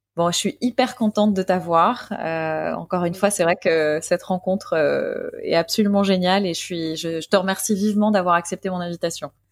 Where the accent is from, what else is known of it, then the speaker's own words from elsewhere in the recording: Paris, Île-de-France, France; je suis parisienne